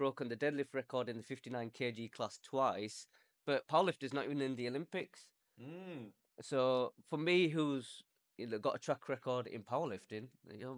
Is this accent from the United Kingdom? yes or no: yes; Leeds, Yorkshire and the Humber, United Kingdom; I'm from Leeds.